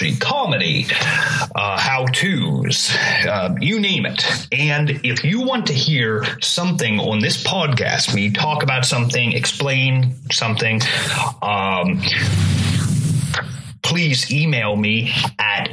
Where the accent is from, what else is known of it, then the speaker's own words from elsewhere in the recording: Altoona, Pennsylvania, United States; also born or lived in Bellefonte, Pennsylvania; I grew up here in Pennsylvania. I was born in Altoona, Pennsylvania